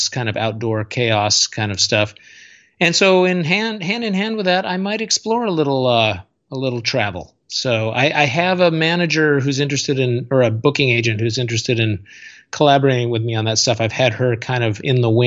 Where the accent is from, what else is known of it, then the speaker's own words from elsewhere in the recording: Seattle, Washington, United States; when I was growing up in Seattle in the late 80s and early 90s